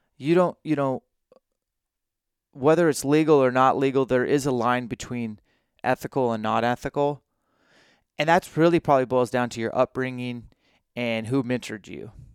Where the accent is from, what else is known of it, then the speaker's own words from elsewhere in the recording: Washington, United States; I'm from Washington State